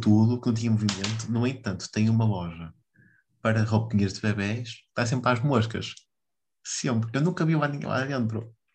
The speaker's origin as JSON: {"language": "Portuguese", "town": "Vila do Conde", "region": "Norte", "country": "Portugal", "said": "aqui de onde eu sou, que é Vilar do Pinheiro"}